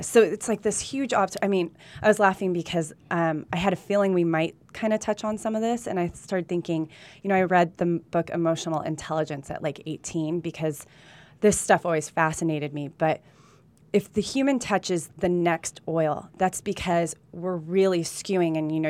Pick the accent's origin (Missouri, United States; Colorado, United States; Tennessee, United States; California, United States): California, United States; Burbank; born there; also born or lived in Colombia; I was born in Burbank, California